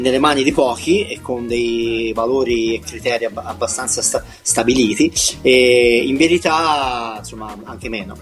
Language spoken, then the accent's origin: Italian; Livorno, Tuscany, Italy; io vengo da Livorno